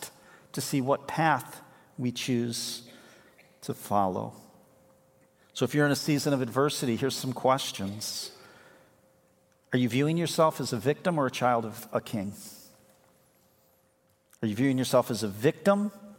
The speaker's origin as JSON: {"language": "English", "town": "Chicago", "region": "Illinois", "country": "United States", "tie": "born or raised there", "moved": "as an adult", "lives_now": "Grand Haven, United States", "said": "I grew up in Chicago. This is kind of my home turf"}